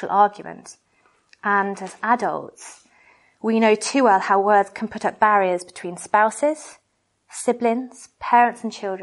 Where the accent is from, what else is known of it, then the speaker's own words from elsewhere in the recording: United Kingdom; we're British